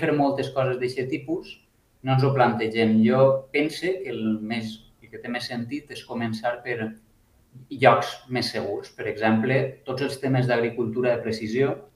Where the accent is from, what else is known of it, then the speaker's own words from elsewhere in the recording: Alicante, Valencian Community, Spain; moved away; vinc d'Alacant